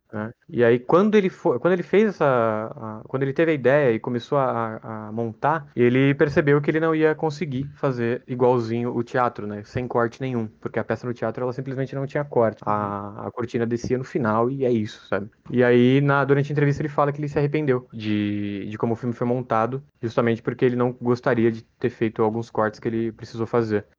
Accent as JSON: {"language": "Portuguese", "country": "Brazil", "said": "o nosso país é muito grande"}